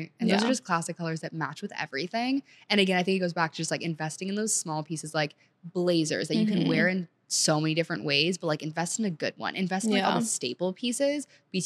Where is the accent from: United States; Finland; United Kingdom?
United States; Montgomery County, Maryland; also born or lived in Senegal / New Orleans; I grew up in Montgomery County, Maryland